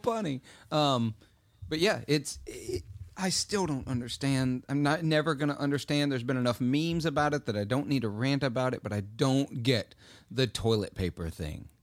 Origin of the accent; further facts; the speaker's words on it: Clarksdale, Mississippi, United States; my hometown tends to randomly, Clarksdale